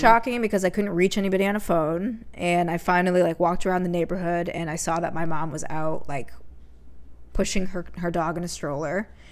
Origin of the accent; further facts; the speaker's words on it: Connecticut, United States; moved away; I grew up in Connecticut